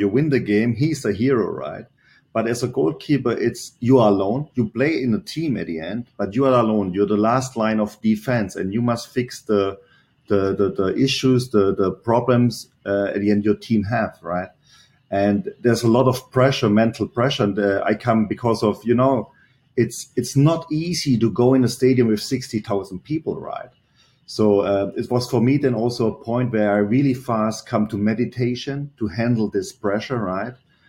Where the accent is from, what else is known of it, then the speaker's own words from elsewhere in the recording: Germany; English is a second language; moved away as an adult; This is always when I came from Germany. I arrived there, go over the Bay Bridge, and go to Pleasanton.